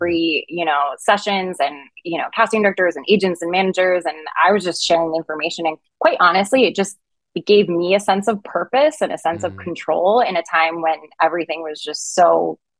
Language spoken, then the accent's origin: English; Rhode Island, United States; moved away as an adult; now in Los Angeles, United States; I'm from Rhode Island. Mm. And I always say that you earn your summer in Rhode Island because you have really rough winters and it's not fun. And I come from a really sleepy beach town.